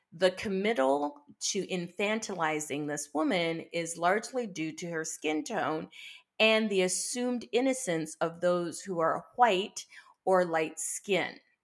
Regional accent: Barbados; I'm from Barbados, which was one of the major sugar producers for Britain

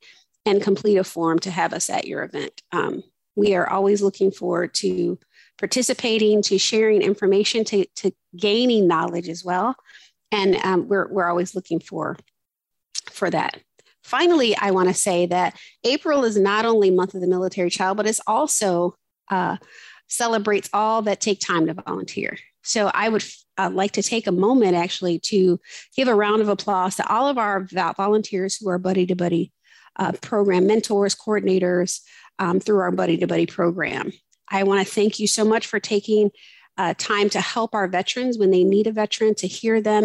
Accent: Chicago, Illinois, United States; I grew up really in Chicago, like literally the south side of Chicago.

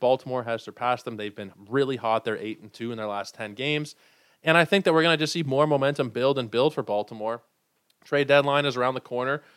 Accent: Toronto, Ontario, Canada; I'm from Toronto.

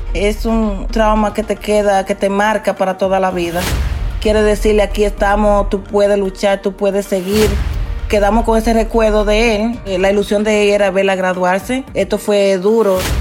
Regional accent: Dominican Republic; moved away as an adult; also born or lived in Queens, New York; now in New York, United States; ya trabajando como enfermera en mi país, en República Dominicana, y aquí en Nueva York ya tengo 26 eh, años trabajando en la salud

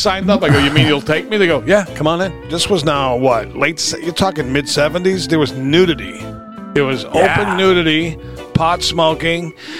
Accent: Somerville, Massachusetts, United States; We were from Somerville, and anybody out there knows this is Boston.

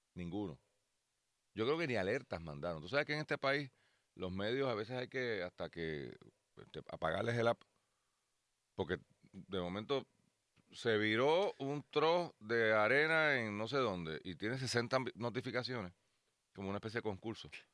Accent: Puerto Rico; somos parte de los Estados Unidos

